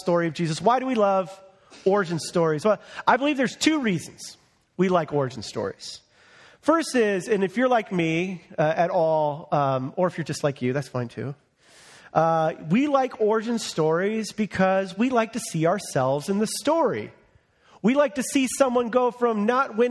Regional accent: United States; I was born in America under the flourishing economy of President Ronald Reagan

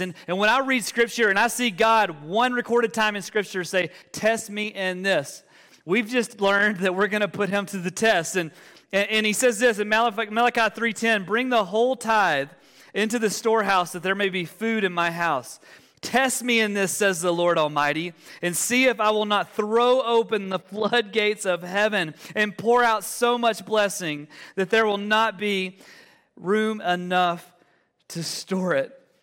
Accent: Alabama, United States; moved away as an adult; now in Denver, United States; we're originally from, from Alabama. Uh, and we moved to the Denver Metro about four years ago

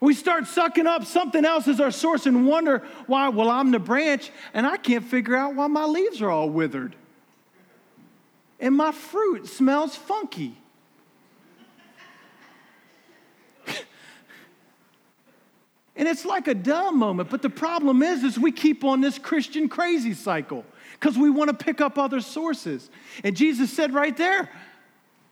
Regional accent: United States; I'm an American.

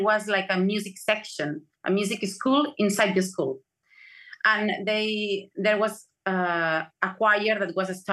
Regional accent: Barcelona, Catalonia, Spain; I was born in Barcelona

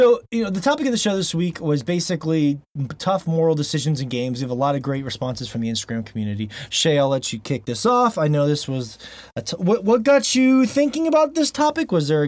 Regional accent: Atlanta, Georgia, United States; I'm just from Atlanta, Georgia.

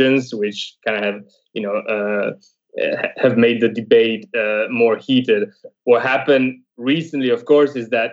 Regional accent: Italy; now in Paris, France; I'm an Italian in Paris

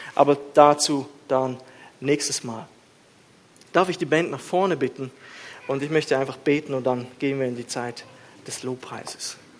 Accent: Switzerland

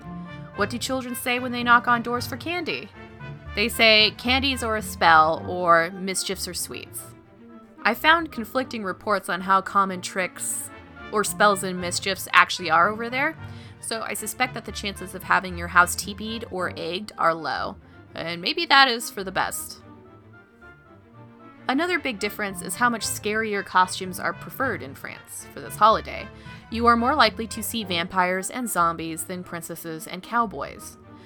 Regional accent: United States; I am American.

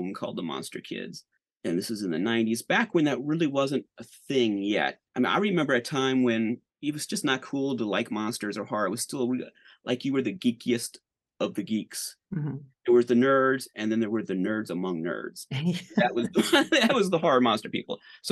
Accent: St. Louis, Missouri, United States; I grew up in the St. Louis area

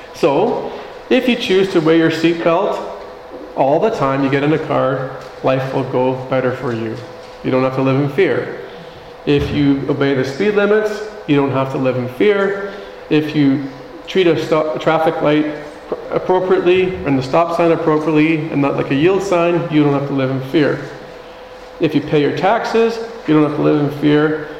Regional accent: Canada; our responsibility as Canadian citizens

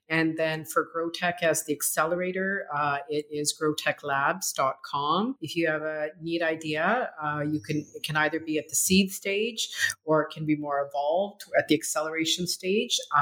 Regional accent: Canada; also born or lived in Punjab, India; I was born in India, in Northern India, in Punjab, community of farmers. And I came to Canada when I was 9 months old

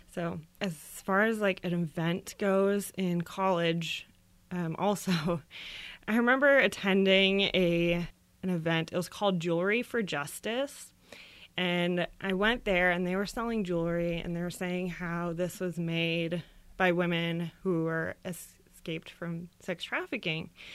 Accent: Florida, United States; I grew up in Florida

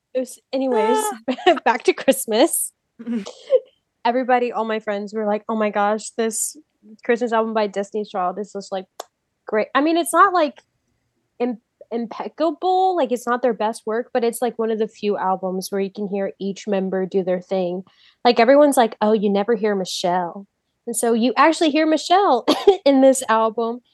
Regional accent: Houston, Texas, United States; I'm from Houston

